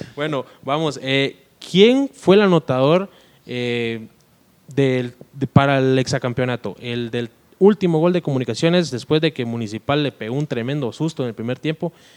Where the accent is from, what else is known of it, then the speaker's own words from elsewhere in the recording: Amatitlán, Guatemala Department, Guatemala; Yo soy de Amatitlán